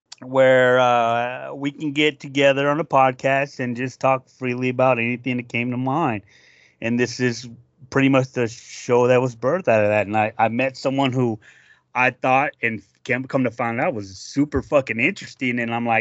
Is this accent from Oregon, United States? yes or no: no; South Dakota, United States; Yes, Minnesota, and I'm from South Dakota.